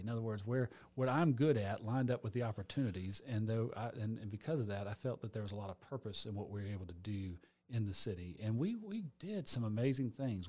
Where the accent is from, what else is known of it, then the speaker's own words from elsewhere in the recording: Atlanta, Georgia, United States; also born or lived in Gainesville, Georgia; I know my family is six generations Atlanta. So I was born in Atlanta.